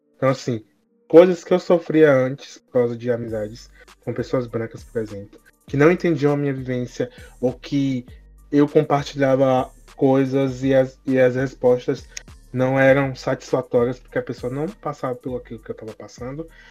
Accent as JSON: {"language": "Portuguese", "region": "Bahia", "country": "Brazil", "said": "sou baiano"}